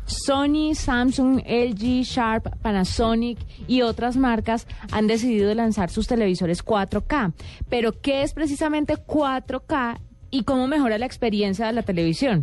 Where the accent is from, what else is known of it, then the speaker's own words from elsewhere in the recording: Buga, Valle del Cauca, Colombia; moved away; en Buga Valle, de donde yo vengo